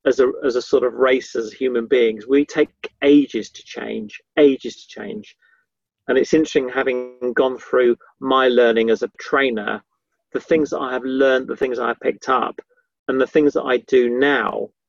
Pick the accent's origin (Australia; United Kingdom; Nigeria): United Kingdom; Yorkshire and the Humber; also born or lived in Somerset / London; I was I was brought up in Yorkshire, and then we moved sort of down south to Somerset, and then we moved moved to London.